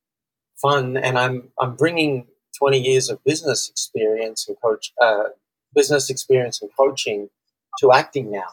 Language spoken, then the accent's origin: English; Australia; I'm from Australia, and I coach business owners who want to double their business.